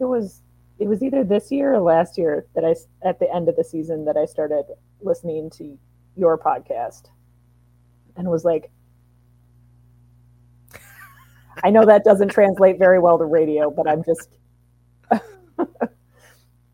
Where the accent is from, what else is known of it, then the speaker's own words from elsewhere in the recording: Wisconsin, United States; moved away; I grew up in Wisconsin